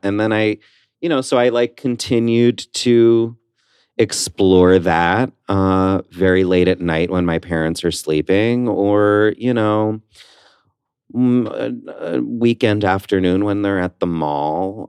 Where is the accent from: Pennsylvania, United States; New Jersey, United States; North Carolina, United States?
New Jersey, United States; West Orange; I grew up in West Orange, New Jersey.